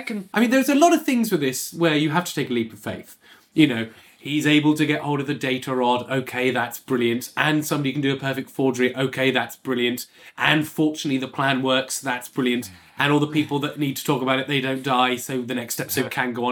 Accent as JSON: {"language": "English", "town": "Bournemouth", "region": "South West England", "country": "United Kingdom", "tie": "born or raised there", "said": "I was growing up in Bournemouth as a, you know, a working class white kid"}